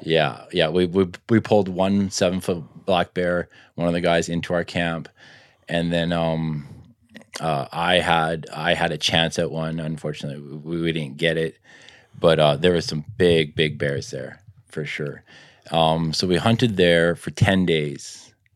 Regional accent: Richmond, British Columbia, Canada; grew up in Richmond, playing some hockey

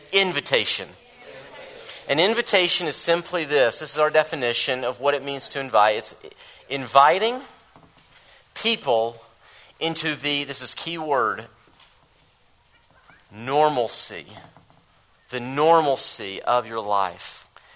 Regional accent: the South, United States; I'm from the South

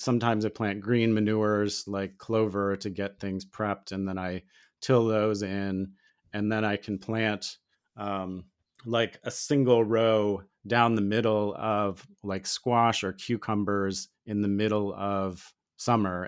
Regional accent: Ohio, United States; now in Missouri, United States; where I grew up in Ohio

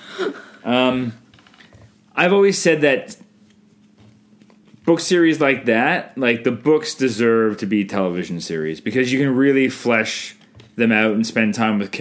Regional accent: Canada; I'm Canadian filmmaker

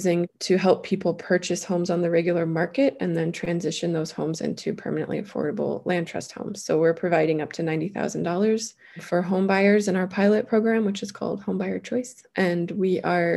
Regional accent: Flathead Valley, Montana, United States; That's where I grew up

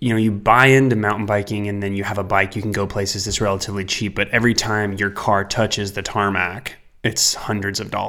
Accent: Fairfield, California, United States; also born or lived in Walnut Creek, California / Benicia, California; I was born in Walnut Creek, but I lived most of my life in Fairfield, California

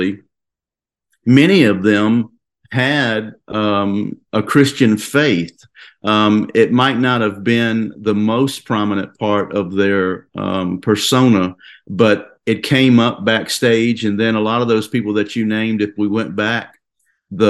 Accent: Virginia, United States; moved away as an adult; now in Nashville, United States; I grew up in Virginia as part of a family band playing country music

